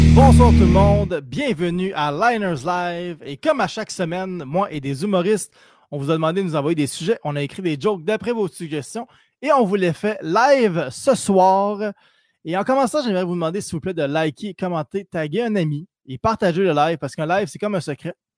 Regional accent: Quebec, Canada; au Québec, on est québécois et on est fier

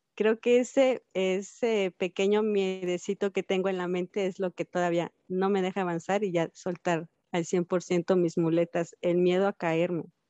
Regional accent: Cuernavaca, Morelos, Mexico; yo nací en Cuernavaca, Morelos, un 16 de junio del 85

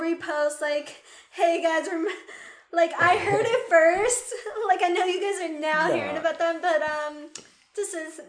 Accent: New York City, New York, United States; also born or lived in Guyana / Queens; growing up in New York

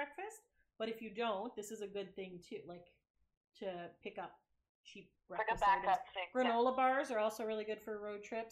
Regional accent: Canada; we're Canadian

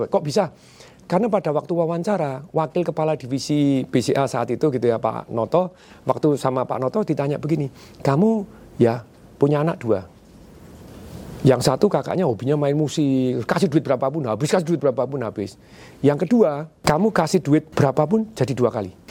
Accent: Surakarta, Central Java, Indonesia; papa saya enggak lah kamu keluar dari Solo kan saya dari Solo.

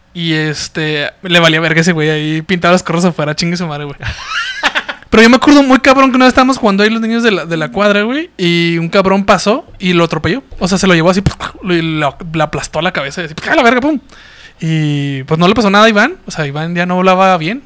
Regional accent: Mexico; como mexicano

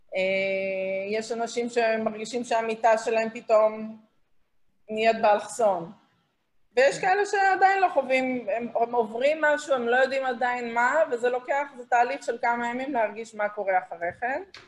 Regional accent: Israel; moved away as an adult; ישראלית שאיבדה אנשים קרובים בטרור אה, בארץ

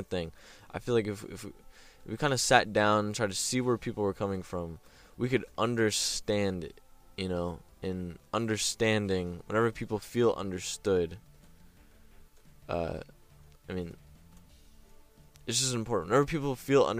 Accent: United States; We're American

